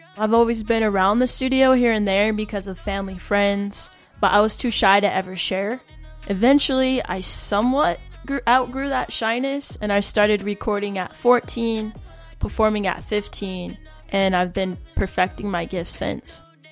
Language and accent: English; Salt Lake City, Utah, United States; now in Pine Ridge Reservation, United States; I'm a musician from Salt Lake City, Utah. I currently reside in South Dakota on the Pine Ridge Reservation.